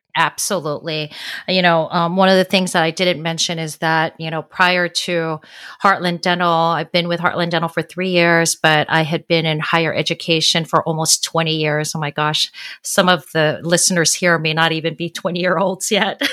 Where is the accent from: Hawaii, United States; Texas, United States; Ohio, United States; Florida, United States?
Hawaii, United States; Honolulu; now in San Diego, United States; I am originally from Honolulu, Hawaii. I currently live in San Diego.